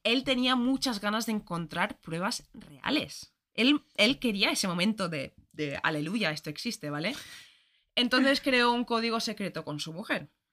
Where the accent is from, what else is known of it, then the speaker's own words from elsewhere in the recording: Ireland; moved away; Yo soy irlandesa, todos los colegios en Irlanda son católicos